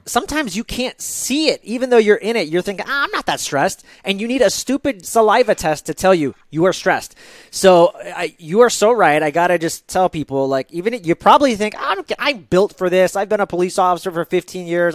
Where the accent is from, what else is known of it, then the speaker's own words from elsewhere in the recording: United States; As an American who had Starbucks whenever I wanted